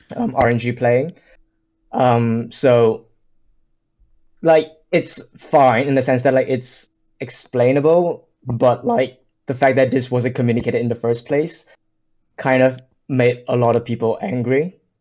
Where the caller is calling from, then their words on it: United Kingdom; calling from the U K